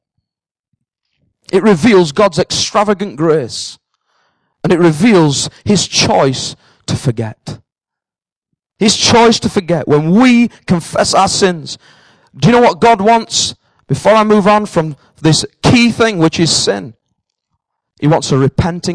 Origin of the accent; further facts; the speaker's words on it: the north of England, United Kingdom; accent: northern; now in Cambridge, United Kingdom; I'm a northerner.